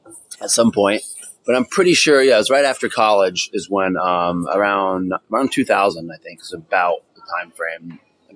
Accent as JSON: {"language": "English", "town": "West Palm Beach", "region": "Florida", "country": "United States", "said": "I am from West Palm Beach, Florida, some couple hours from here."}